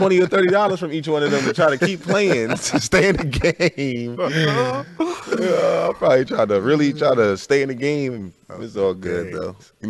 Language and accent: English; New Jersey, United States; I'm from Jersey.